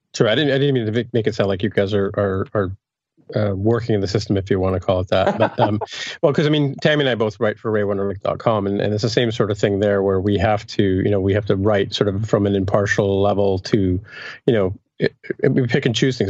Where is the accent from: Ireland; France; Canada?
Canada; also born or lived in England; I'm from Canada